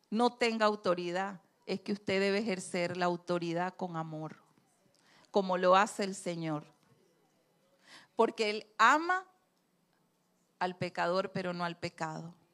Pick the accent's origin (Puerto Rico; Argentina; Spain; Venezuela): Venezuela; Andes; accent: gocho; yo hablo muy gocho porque yo soy andina